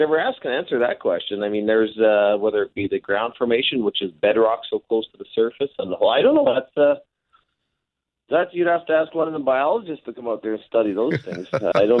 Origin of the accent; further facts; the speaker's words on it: Narcisse, Manitoba, Canada; I was born and raised in Narcissus